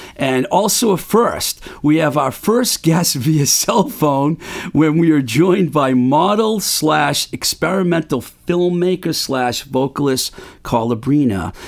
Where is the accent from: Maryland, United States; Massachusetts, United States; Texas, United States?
Massachusetts, United States; Webster; I grew up in Webster, Mass, in southern Worcester County